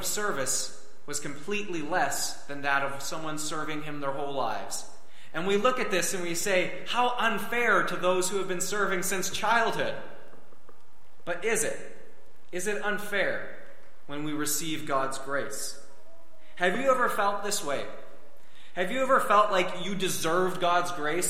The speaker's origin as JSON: {"language": "English", "country": "Canada", "said": "us being born here in Canada"}